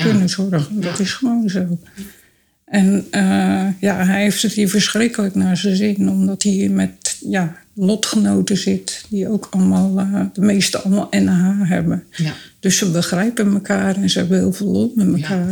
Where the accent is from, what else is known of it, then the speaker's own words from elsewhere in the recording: Dordrecht, South Holland, Netherlands; Ik kom uit Dordrecht